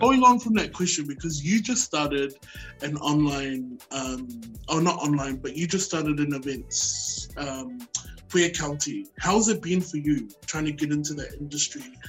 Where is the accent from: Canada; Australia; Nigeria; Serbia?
Australia; Brisbane, Queensland; also born or lived in Auckland, New Zealand; now in Sydney, Australia; I was born in Auckland, New Zealand, and moved over to Brisbane when I was nine, and now I reside in Sydney